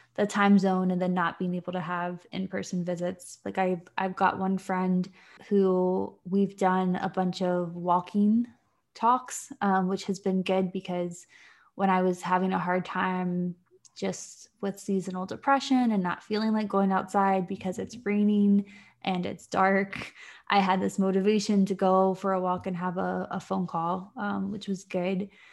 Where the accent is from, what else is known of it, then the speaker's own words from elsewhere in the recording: Virginia, United States; moved away as an adult; also born or lived in Florida / Washington, D.C. / North Carolina; now in Ireland; I grew up in Virginia, and I've lived in Florida and D C and North Carolina, and now Ireland with my partner